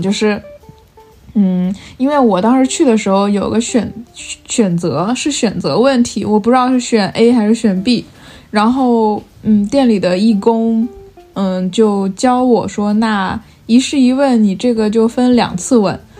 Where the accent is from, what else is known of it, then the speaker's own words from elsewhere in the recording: Fujian, China; now in Beijing, China; 像我们福建那边很多人需要出海